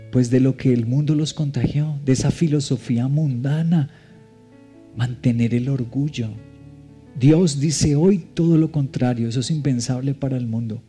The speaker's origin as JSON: {"language": "Spanish", "country": "Colombia", "said": "como colombianos del siglo XXI nos cuesta"}